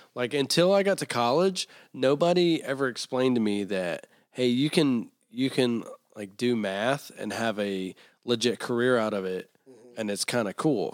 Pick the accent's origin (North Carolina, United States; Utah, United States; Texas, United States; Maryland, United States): North Carolina, United States; Taylorsville; I'm from Taylorsville, North Carolina.